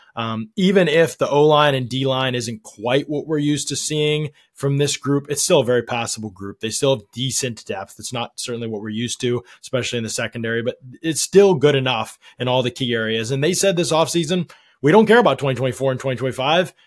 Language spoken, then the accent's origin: English; outside Pittsburgh, Pennsylvania, United States; I grew up outside Pittsburgh